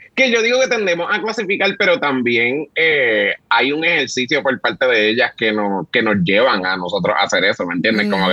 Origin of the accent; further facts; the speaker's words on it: Puerto Rico; los boricuas somos así